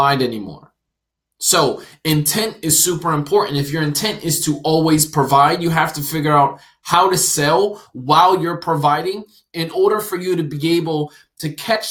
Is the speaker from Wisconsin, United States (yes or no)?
no; New Jersey, United States; I'm from New Jersey and lived in New Jersey